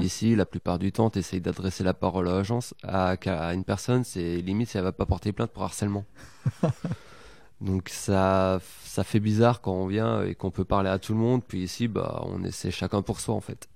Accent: Belgium; now in Poitiers, France; je suis belge.

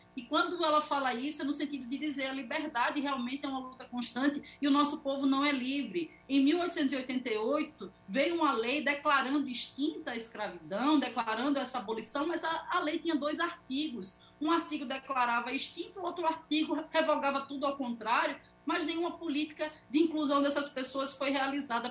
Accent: Pernambuco, Brazil; Eu sou pernambucana

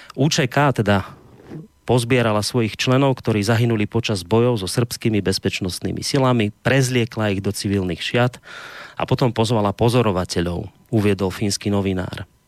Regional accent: Slovakia; u nás doma na Slovensku

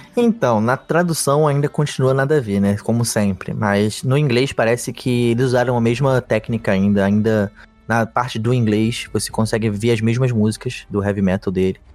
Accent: Rio de Janeiro, Brazil; accent: carioca; Sou carioca, moro no Rio a minha vida toda

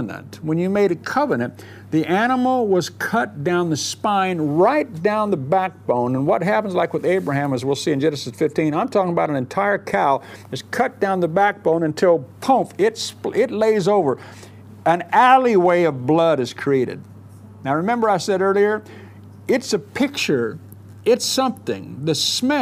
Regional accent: Southern California, United States; moved away; I grew up in Southern California

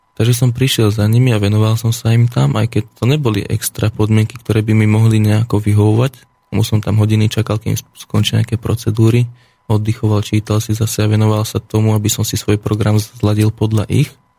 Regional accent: western Slovakia, Slovakia; odkiaľ som, kde žijem a kde bývam, myslím, že dosť bezpredmetné, aké je to teda mhm. západné Slovensko

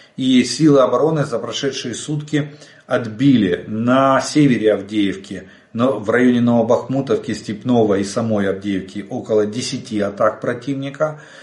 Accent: Ukraine; мы из Украины

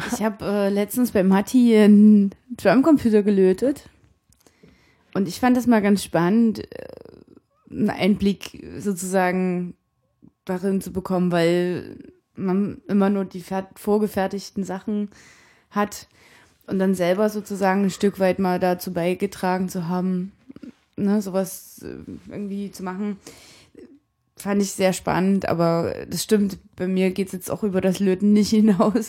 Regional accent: Sebnitz, Saxony, Germany; Wo kommst du her? Sebnitz.

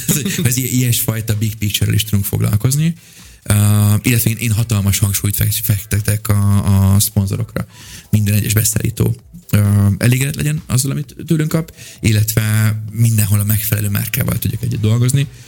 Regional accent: England, United Kingdom; moved away; also born or lived in Budapest, Hungary; gyakorlatilag Angliában nőttem fel

